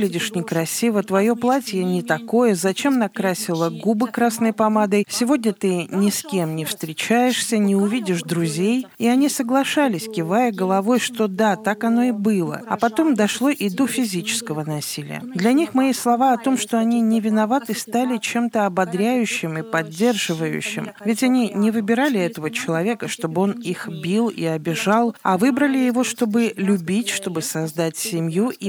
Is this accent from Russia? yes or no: no; Ukraine; now in Moldova; Кто я в Молдове? Я из другой страны, я украинка.